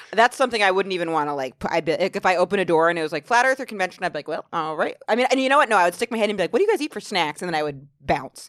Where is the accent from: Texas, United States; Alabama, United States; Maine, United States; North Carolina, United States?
Maine, United States; now in New York, United States; I'm from such a small town in Maine